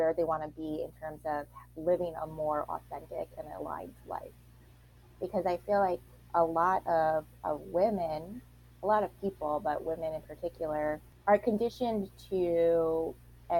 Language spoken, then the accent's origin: English; Long Island, New York, United States; I grew up, like I said, on Long Island in New York